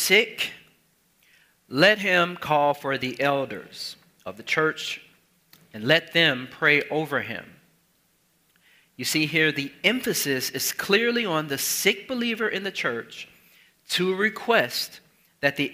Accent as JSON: {"language": "English", "town": "Chicago", "region": "Illinois", "country": "United States", "tie": "born or raised there", "said": "Chicago Sun-Times, my hometown"}